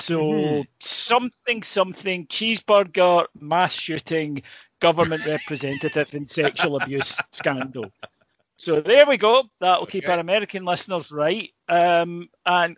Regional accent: Scotland, United Kingdom; also born or lived in Northern Ireland; I'm Scottish.

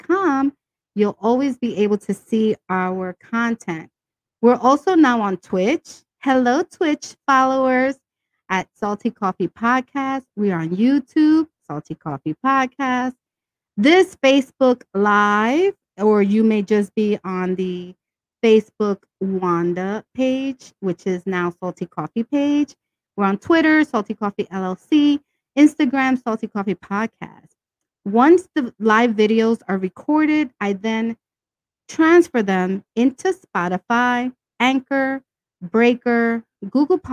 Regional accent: New York City, New York, United States; also born or lived in Brooklyn; I was born in Brooklyn, raised in Washington Heights, and now living in the Bronx.

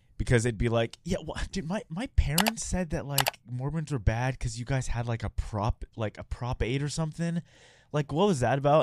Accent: Houston, Texas, United States; also born or lived in San Francisco; now in Utah, United States; I grew up in Houston, which is pretty diverse

